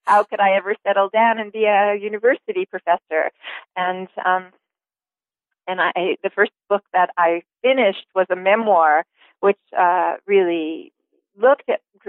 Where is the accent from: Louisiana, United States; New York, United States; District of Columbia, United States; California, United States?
New York, United States; And I grew up in New York, on Long Island, actually.